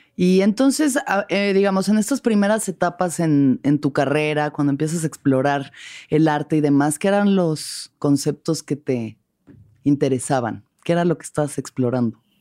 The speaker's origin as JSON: {"language": "Spanish", "region": "Mexico City", "country": "Mexico", "said": "Yo que soy de la Ciudad de México"}